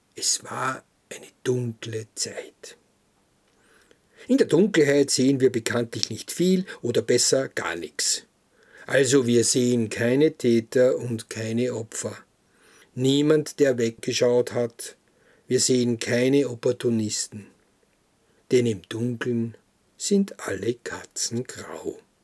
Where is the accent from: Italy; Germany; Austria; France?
Austria; Krems, Lower Austria; In unserem Haus, wo ich groß geworden bin, in Krems, in der Schillerstraße